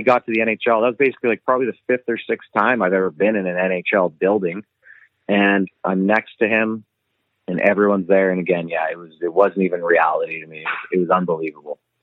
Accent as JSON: {"language": "English", "town": "Lethbridge", "region": "Alberta", "country": "Canada", "tie": "born or raised there", "said": "where'd you grow up? It's North Lethbridge. I grew up on North in North Lethbridge on the north side"}